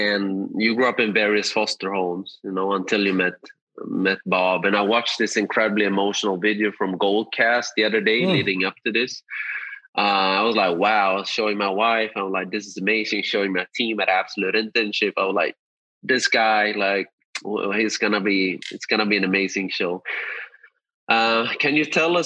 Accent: Sweden; I grew up in Sweden.

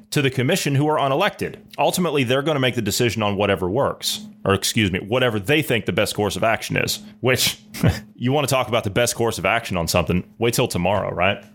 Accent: United States; moved away; I'm, I'm an American. I'm a hundred percent red-blooded American, tried and true. That's my home. Even though I don't live there at the moment

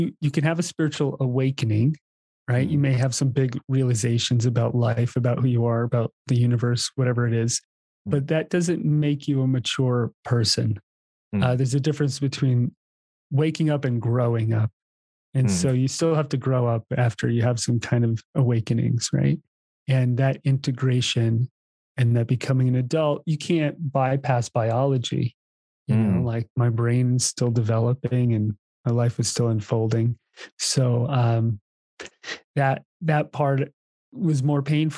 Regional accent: East Coast, United States; moved away; also born or lived in Hawaii; I grew up on the East Coast playing ice hockey.

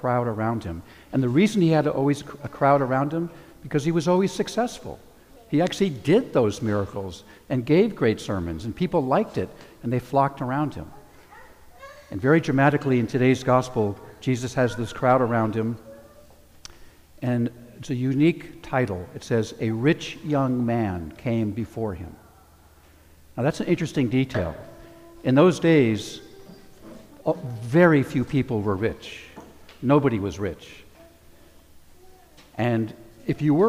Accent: California, United States; also born or lived in New Jersey; I was 9 years old when I moved here to California from New Jersey

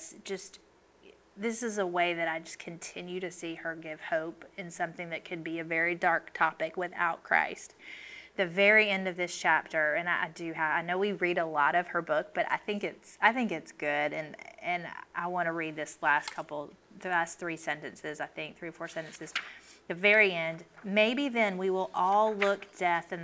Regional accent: the South, United States; I grew up in the South

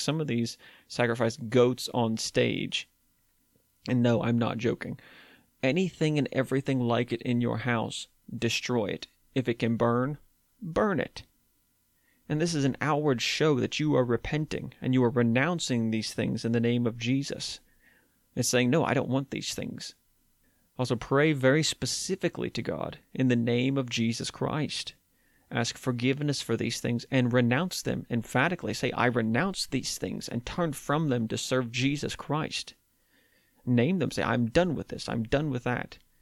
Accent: West Virginia, United States; my home state in West Virginia

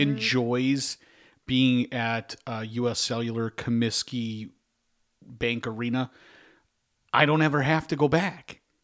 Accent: Chicago, Illinois, United States; we're from Chicago

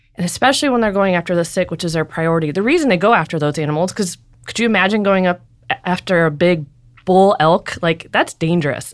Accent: Ballwin, Missouri, United States; I grew up in Baldwin, Missouri

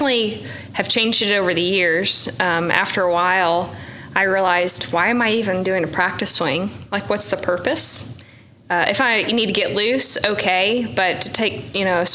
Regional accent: Oklahoma, United States; I grew up in Oklahoma with crap conditions

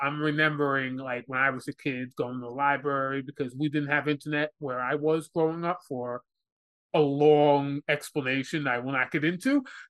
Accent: New York, United States; so I'm from New York

